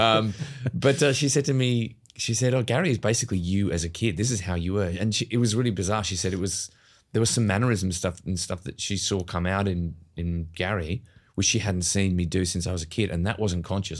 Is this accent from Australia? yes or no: yes; Australia; moved away as an adult; also born or lived in United Kingdom; having moved to the UK as an Australian, as a mm. young actor